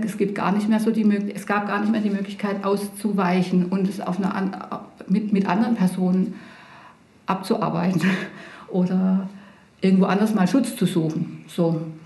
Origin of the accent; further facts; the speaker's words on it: Pforzheim, Baden-Württemberg, Germany; also born or lived in Heidelberg; now in Bretten, Germany; Ich bin in Pforzheim zur Schule gegangen